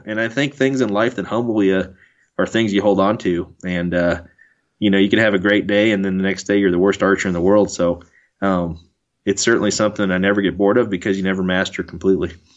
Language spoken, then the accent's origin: English; Keokuk, Iowa, United States; my brothers and I were born and raised in Keokuk, Iowa